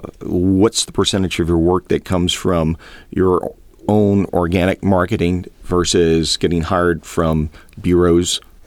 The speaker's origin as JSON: {"language": "English", "area": "Cajun country", "region": "Louisiana", "country": "United States", "tie": "born or raised there", "said": "Down here where I was born in Cajun country"}